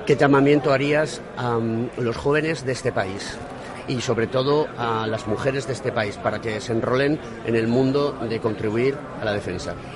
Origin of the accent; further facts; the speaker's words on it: Spain; como ciudadano español